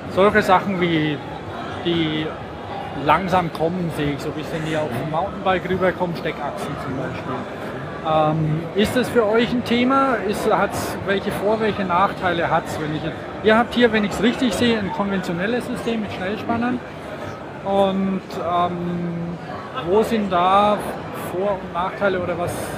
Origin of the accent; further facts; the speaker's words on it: Bamberg, Bavaria, Germany; moved away; dass wir aus Bamberg stammen